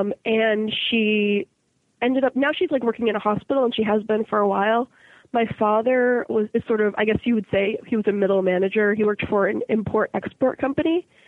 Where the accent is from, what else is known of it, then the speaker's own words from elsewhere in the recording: Boston, Massachusetts, United States; Yeah. Both of my parents were born and raised in Boston as well. It's a nice place to grow up.